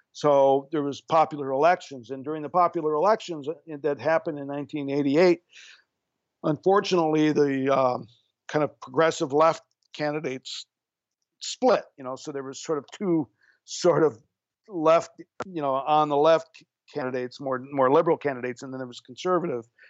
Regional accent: Japan; moved away; I grew up in Japan during the 50s

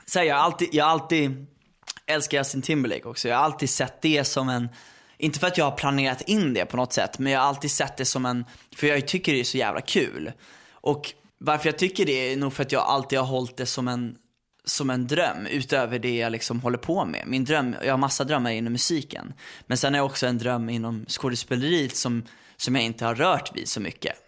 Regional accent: Värmdö, Stockholm County, Sweden; jag är uppväxt på Värmdö

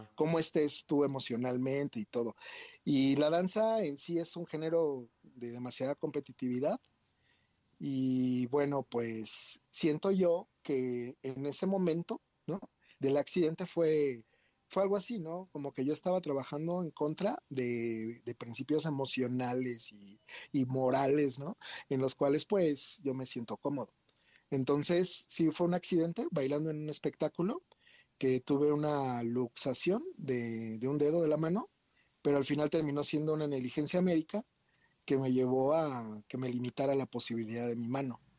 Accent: State of Mexico, Mexico; moved away; also born or lived in Querétaro / Puerto Vallarta / Riviera Maya / Cancún; yo nací en el Estado de México y pues soy hijo único

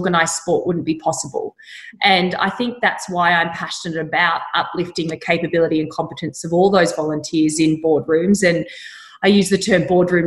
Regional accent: Orange, New South Wales, Australia; I grew up in Orange in Central West, New South Wales.

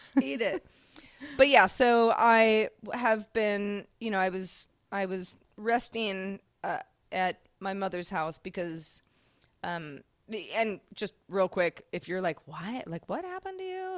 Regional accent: Sebastopol, California, United States; growing up in Sebastopol, California, Apple capital of the U S

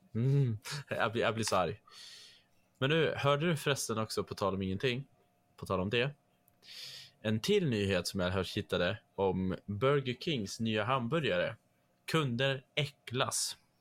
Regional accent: Trondheim, Trøndelag, Norway; accent: Norwegian; first language Norwegian; Swedish is a second language; now in Sweden; samma område som jag är född i. Alltså i Trondheim, eh, Trondheim, som det heter

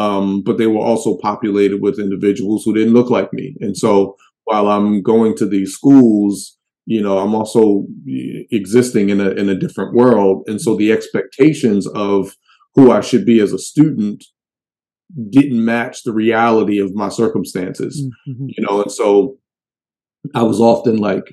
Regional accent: Baltimore, Maryland, United States; I'm from Baltimore, like the real Baltimore.

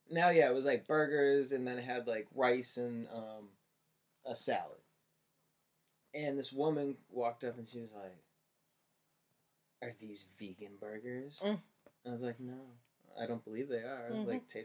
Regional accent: Cape Cod, Massachusetts, United States; Cape Cod.

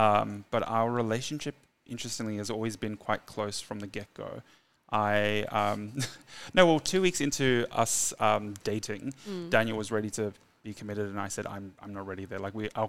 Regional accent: South Africa; now in Australia; I'm South African and we immigrated to Australia in 2002.

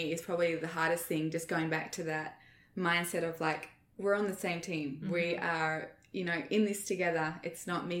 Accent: Australia; moved away; as an Australian

